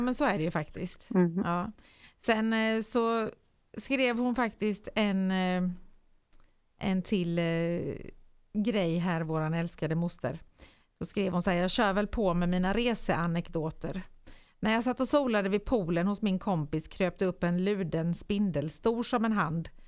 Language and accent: Swedish; Nyhem, Sweden; hemma i Nyhem